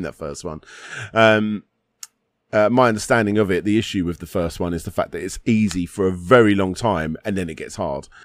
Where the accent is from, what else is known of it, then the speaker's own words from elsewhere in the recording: United Kingdom; I'm British.